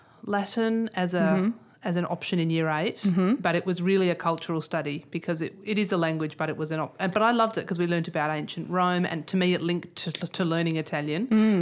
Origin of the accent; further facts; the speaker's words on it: Australia; because we're all Australian, but we're... How did we get to be Australian?